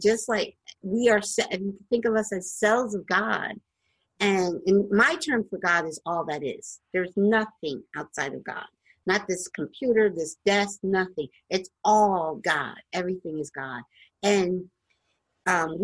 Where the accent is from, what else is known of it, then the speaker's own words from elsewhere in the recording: the East Coast, Northeast, United States; I'm from the East Coast and in the Northeast, and I'm not used to seeing palm trees.